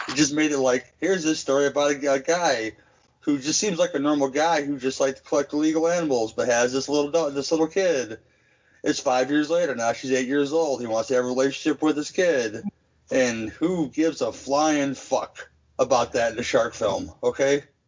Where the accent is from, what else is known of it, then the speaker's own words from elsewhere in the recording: Midwest, United States; as a Midwesterner